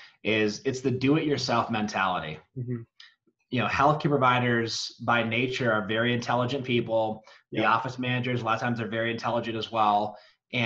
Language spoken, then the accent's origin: English; Michigan, United States; moved away as an adult; now in Colorado, United States; I grew up in Michigan and spent the majority of my childhood there. Moved to Colorado in my 20s, and that's where I've been ever since.